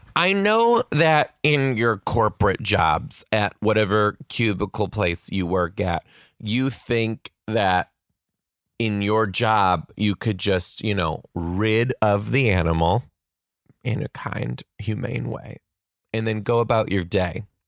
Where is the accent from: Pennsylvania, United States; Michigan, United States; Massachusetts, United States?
Michigan, United States; now in Pacific Northwest, United States; I'm gonna be in Michigan, my home state